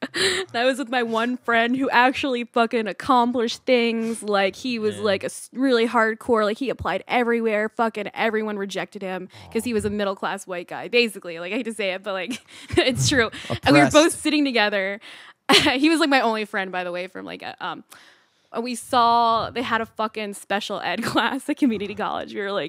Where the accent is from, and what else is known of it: Columbia, Maryland, United States